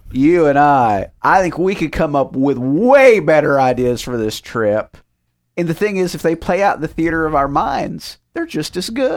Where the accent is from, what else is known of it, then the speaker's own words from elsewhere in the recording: United States; I am American